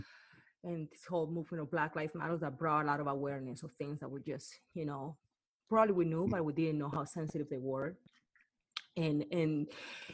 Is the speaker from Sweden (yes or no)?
no; Cartagena, Bolívar, Colombia; English is a second language; now in Bay Area, United States; I'm from Cartagena, Colombia